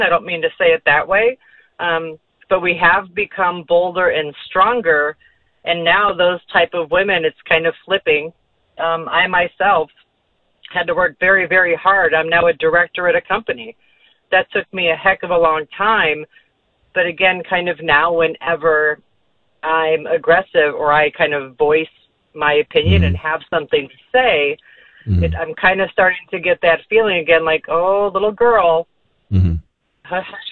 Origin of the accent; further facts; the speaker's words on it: Chicago, Illinois, United States; moved away as an adult; now in San Antonio, United States; Born and raised in Chicago, I've been in San Antonio for 8 years.